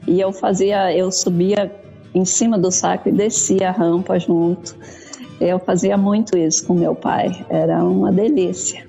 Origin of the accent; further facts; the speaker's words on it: Salto do Jacuí, Rio Grande do Sul, Brazil; moved away as an adult; also born or lived in Mato Grosso; Eu sou gaúcha do Rio Grande do Sul, do Salto do Jacuí, próximo a Passo Fundo. Hum. Fui para o Mato Grosso com 19